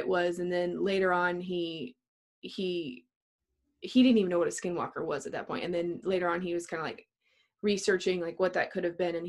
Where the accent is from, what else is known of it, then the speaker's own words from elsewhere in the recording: New Mexico, United States; we're all from New Mexico